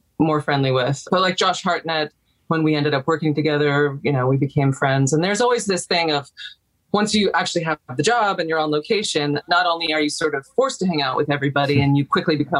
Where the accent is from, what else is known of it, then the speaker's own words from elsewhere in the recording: New York, United States; I lived in New York, born and raised in New York